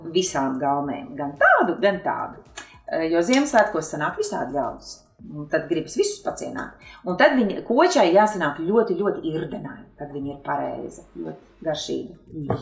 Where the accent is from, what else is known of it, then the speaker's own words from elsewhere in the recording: Kurzeme, Latvia; moved away; also born or lived in Vidzeme; es esmu kurzemniece, nu arī dzīvojusi vidzemē